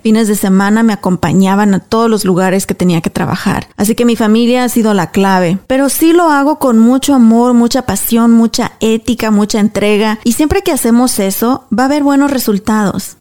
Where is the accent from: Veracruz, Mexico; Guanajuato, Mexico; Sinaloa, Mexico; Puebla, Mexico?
Guanajuato, Mexico; Apaseo el Alto; now in United States; éramos tan pobres, tan pobres allá en mi, en mi pueblo, en Apaso del Alto